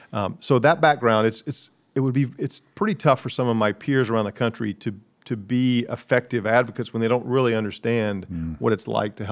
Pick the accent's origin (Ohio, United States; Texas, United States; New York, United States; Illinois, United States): New York, United States; New York City; born there; So I was born in New York City, even though both my parents were Southerners. They met in New York.